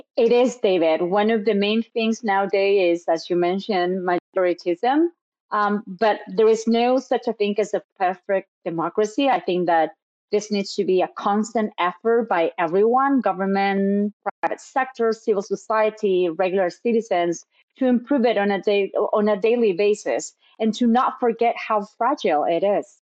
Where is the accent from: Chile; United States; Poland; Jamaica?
Chile; in Chile, in my home country